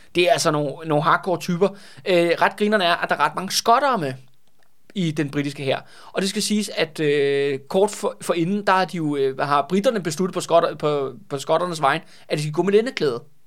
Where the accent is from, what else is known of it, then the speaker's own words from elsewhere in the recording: Copenhagen, Capital Region of Denmark, Denmark; jeg er jo også københavner